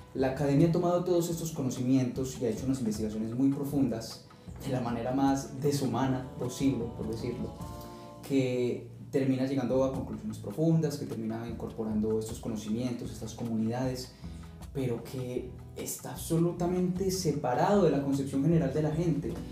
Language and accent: Spanish; Colombia; eres colombiano y solo puedes pensar como colombiano